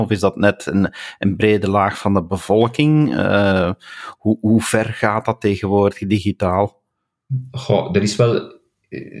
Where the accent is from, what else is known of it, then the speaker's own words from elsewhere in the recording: Belgium; we als Belgen